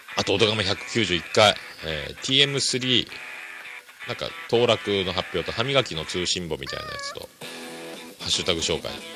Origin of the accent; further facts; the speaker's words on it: Kyushu, Japan; 九州男児なんですかね、僕はね